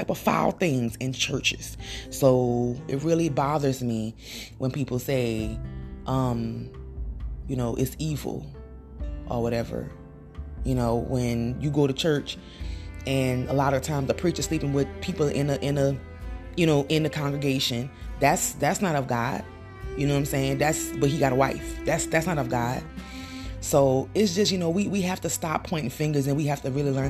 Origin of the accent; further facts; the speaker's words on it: Louisiana, United States; I'm from Louisiana